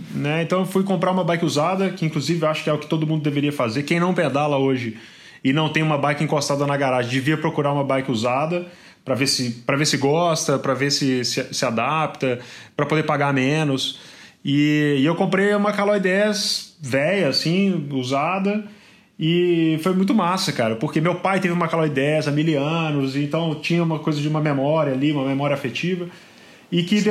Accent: Mariana, Minas Gerais, Brazil; moved away as an adult; also born or lived in Belo Horizonte; now in São Paulo, Brazil; Eu sou do interior de Minas, né? Eu sou de Mariana

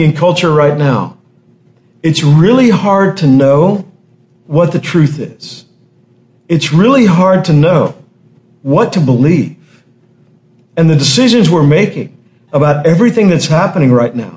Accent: Texas, United States; I remember in high school, growing up in Texas, in high school

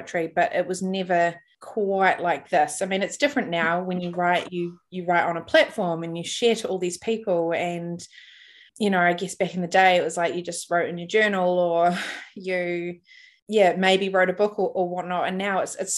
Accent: New Zealand; I'm from New Zealand

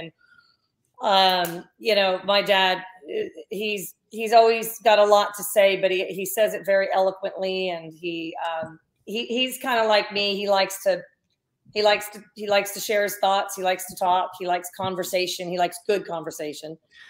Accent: Columbus, Ohio, United States; born there; also born or lived in New Jersey; Columbus, that's where Dad was the Buckeye.

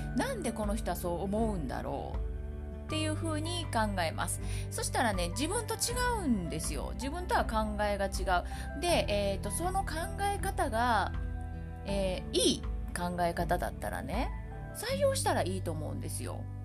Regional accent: Kansai, Japan; accent: Kansai-ben; 私関西弁喋るのに

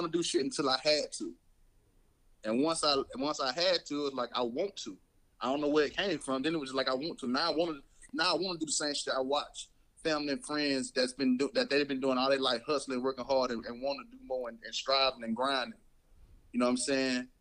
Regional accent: Mobile, Alabama, United States; growing up in Mobile

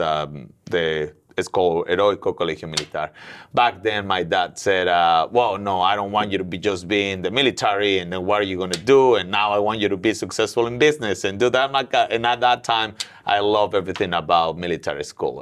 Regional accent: Mexico City, Mexico; moved away as an adult; now in Willow Glen, United States; I'm originally from Mexico City

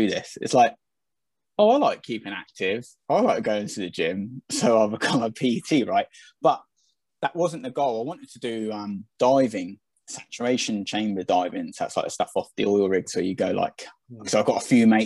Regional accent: Southampton, South East England, United Kingdom; moved away as an adult; now in Chichester, United Kingdom; I am a scummer. I am from Southampton

